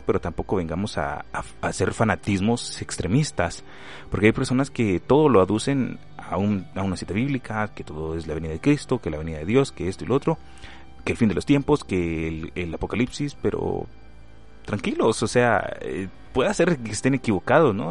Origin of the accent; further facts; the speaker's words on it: Guatemala; aquí en mi país, Guatemala